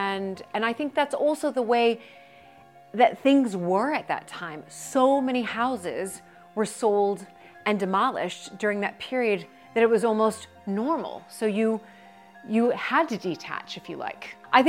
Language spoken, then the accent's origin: English; United States; listen, I'm American.